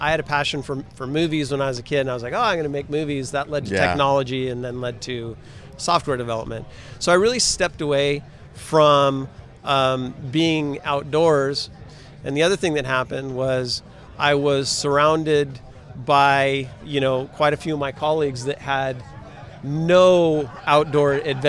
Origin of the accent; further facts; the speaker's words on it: Humboldt County, California, United States; California born and raised.